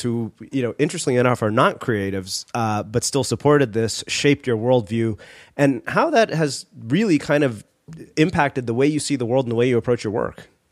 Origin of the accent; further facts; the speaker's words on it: Texas, United States; I grew up in Texas